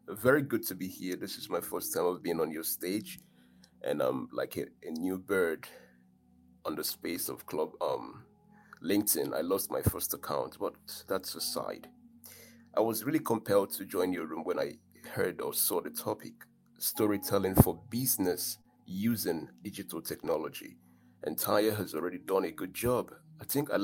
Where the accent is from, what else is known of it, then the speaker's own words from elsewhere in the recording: Nigeria; I'm proudly a Nigerian man, an African man